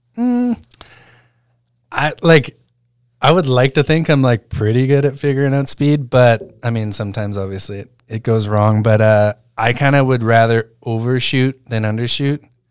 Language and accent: English; Alberta, Canada; moved away; I'm from Alberta